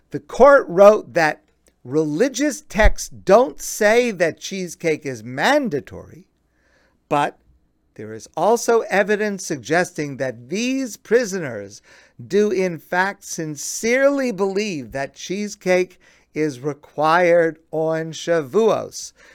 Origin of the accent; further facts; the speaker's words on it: United States; I am an American, and I love my country, the United States